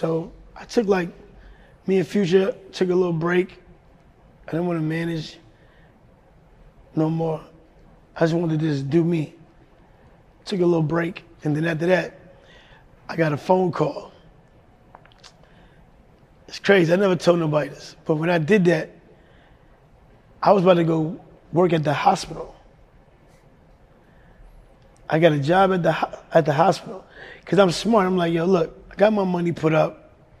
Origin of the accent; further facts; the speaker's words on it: Ohio, United States; And growing up in Ohio, I met LeBron in Ohio.